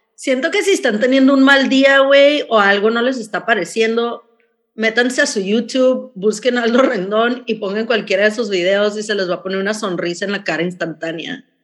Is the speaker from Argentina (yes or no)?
no; Mexicali, Baja California, Mexico; now in San Diego, United States; Yo vivo en San Diego, las dos vivimos en San Diego, pero somos de Mexicali.